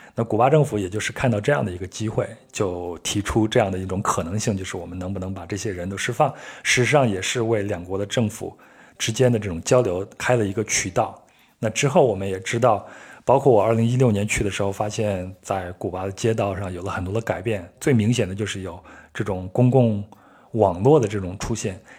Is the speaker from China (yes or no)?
yes; Henan, China; 我小时候是在河南出生的